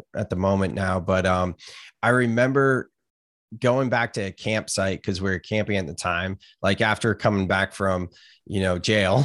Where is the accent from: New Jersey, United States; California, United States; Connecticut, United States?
California, United States; Gilroy; I grew up in California, Gilroy, California, garlic capital of the world. I've never actually lived outside the state